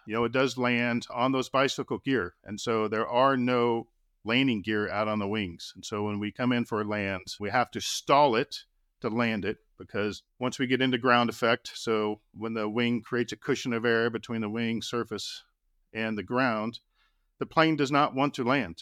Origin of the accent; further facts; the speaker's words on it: Austin, Texas, United States; When I was a kid growing up in Austin, Texas